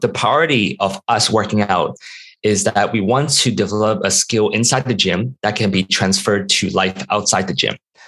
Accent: Hong Kong; moved away; also born or lived in United States; growing up in Hong Kong

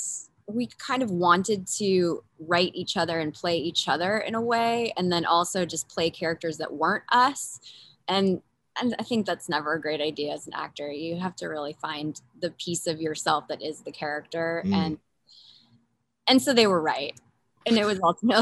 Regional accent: Montpelier, Vermont, United States; moved away; also born or lived in New York City / Los Angeles; I grew up in Montpelier, which is also a small town, but it's the capital of the state

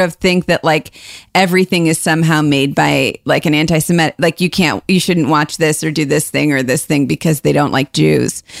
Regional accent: Cleveland, Ohio, United States; moved away; also born or lived in Chicago; we're from Cleveland, but I but but I lived in Chicago for a long time

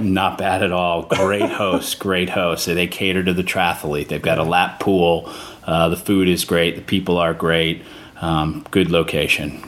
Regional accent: Miami, Florida, United States; I'm from Miami, Florida.

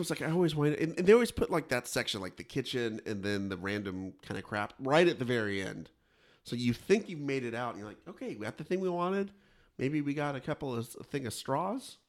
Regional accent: Kingsburg, California, United States; my hometown, Kingsburg

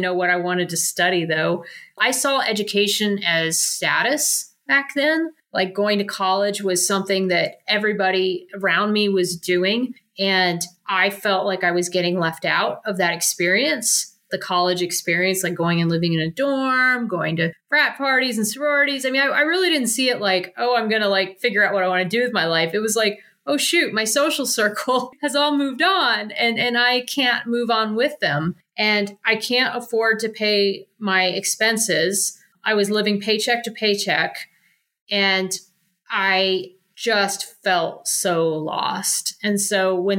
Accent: Columbus, Ohio, United States; moved away; I am originally from Columbus, Ohio, and I moved out of my parents' house my senior year

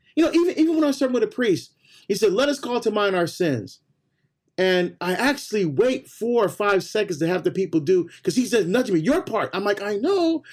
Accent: Barbados; now in United States; I was born in Barbados, so me right. we're first generation to come to the U.S.

